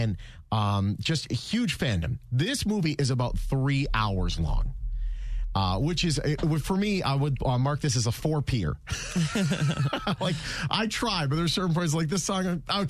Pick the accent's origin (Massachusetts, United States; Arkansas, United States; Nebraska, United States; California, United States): Massachusetts, United States; Boston; now in Las Vegas, United States; I'm from Boston originally.